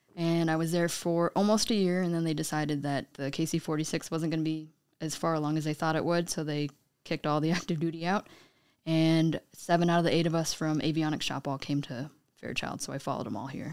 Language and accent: English; Juneau, Alaska, United States; moved away as an adult; also born or lived in Eugene, Oregon; growing up in Juneau, the only way out is by boated plane